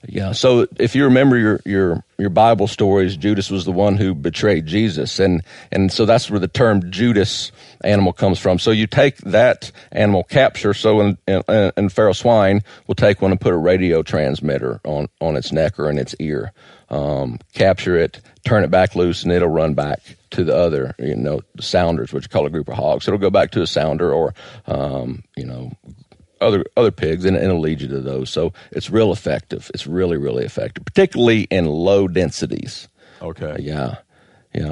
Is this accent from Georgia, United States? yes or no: yes; Georgia, United States; moved away; also born or lived in South Florida / New Hampshire / Vermont; I grew up in Georgia hunting hogs